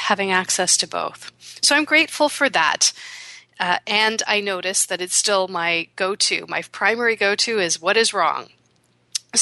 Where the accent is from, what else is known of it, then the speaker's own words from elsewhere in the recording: Canada; my parents were born in India, and then they came to Canada, and I was born here